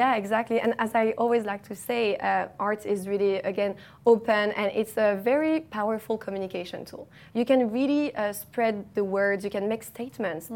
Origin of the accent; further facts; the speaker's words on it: Paris, Île-de-France, France; moved away as an adult; now in Dubai, United Arab Emirates; I studied art market management in Paris, in my hometown